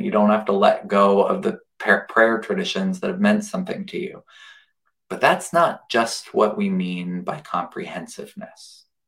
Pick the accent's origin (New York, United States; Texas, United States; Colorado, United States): Colorado, United States; now in Missouri, United States; Colorado, my home state